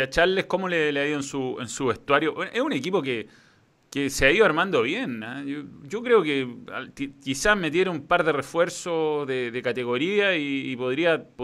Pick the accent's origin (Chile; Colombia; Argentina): Chile; somos chilenos, eh, eh, ustedes los argentinos tienen más jugadores a nivel mundial